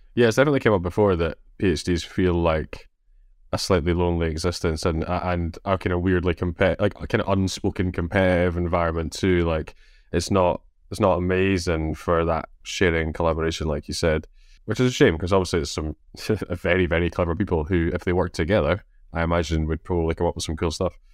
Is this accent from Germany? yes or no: no; Scotland, United Kingdom; accent: Scottish